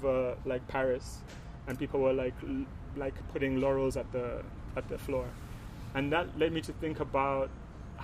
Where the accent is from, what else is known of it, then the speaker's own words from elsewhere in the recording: Uganda; we come from Uganda